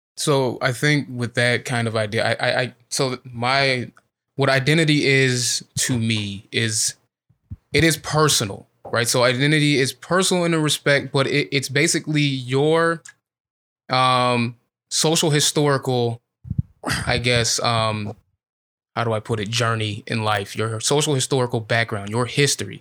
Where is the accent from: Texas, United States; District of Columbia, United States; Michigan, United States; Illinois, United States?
Illinois, United States; I'm from Illinois